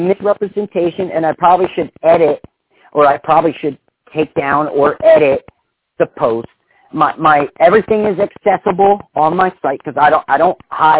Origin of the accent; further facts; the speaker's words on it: Florence, United States; I grew up in Florence.